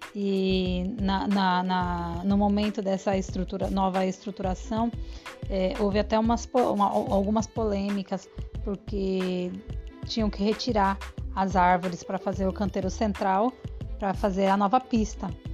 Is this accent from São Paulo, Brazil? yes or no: yes; São Paulo, Brazil; moved away as an adult; now in Aracaju, Brazil; Sou paulista, viemos passear aqui nessa cidade em 2010, nos apaixonamos. Em 2013, já voltamos para morar.